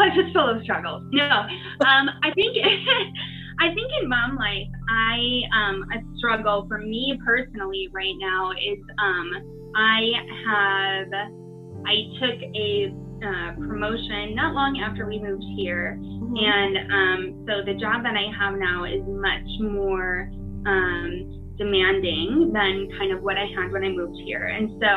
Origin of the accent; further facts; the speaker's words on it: Midwest, United States; growing up in the Midwest